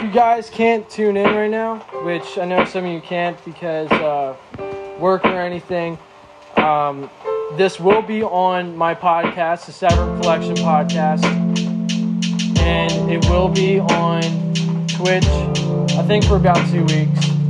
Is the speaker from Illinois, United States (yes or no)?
no; Reading, Pennsylvania, United States; I'm from Reading, PA